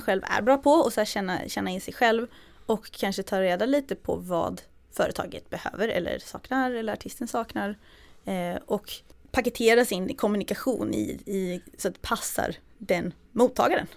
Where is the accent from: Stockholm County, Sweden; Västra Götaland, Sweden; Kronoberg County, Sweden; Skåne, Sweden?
Kronoberg County, Sweden; Växjö; jag är från Småland, från Växjö, eller utanför Växjö.